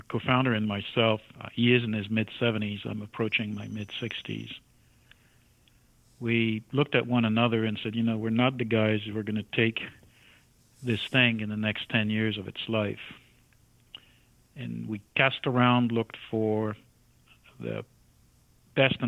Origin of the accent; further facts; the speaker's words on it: France; moved away as an adult; I emigrated from France to this country in my early 20s